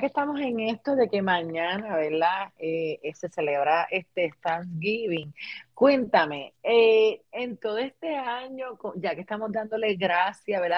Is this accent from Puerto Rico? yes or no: yes; Puerto Rico; moved away as an adult; now in United States; ambas somos puertorriqueñas, eh, vivimos en diferentes estados, pero cargamos nuestras tradiciones de, Puerto Rico